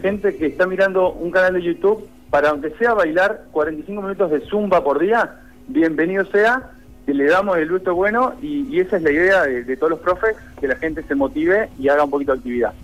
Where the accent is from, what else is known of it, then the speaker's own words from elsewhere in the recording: Argentina; Nosotros como argentinos